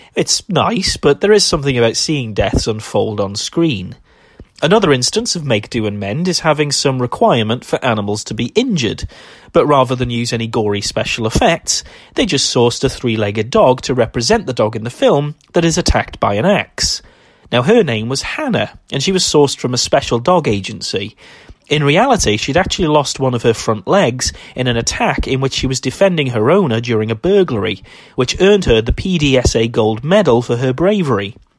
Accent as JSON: {"language": "English", "country": "United Kingdom", "said": "as a British person"}